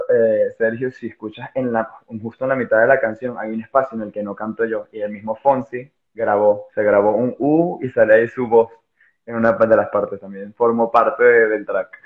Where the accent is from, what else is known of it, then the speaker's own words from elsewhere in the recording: Venezuela; now in Spain; soy una persona venezolana también viviendo en España